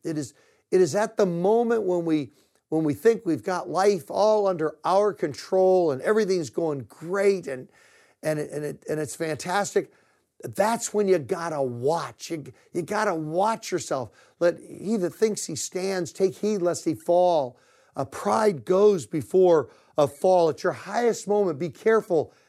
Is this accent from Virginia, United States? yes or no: yes; Virginia, United States; moved away; I grew up in Virginia